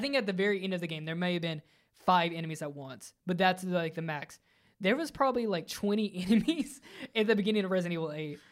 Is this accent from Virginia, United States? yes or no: yes; Virginia, United States; growing up in Virginia in the, in the neck of the woods